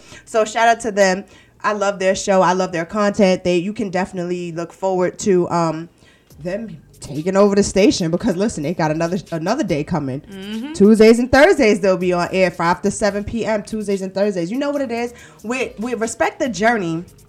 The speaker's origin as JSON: {"language": "English", "town": "Brooklyn", "region": "New York", "country": "United States", "said": "I'm from Brooklyn."}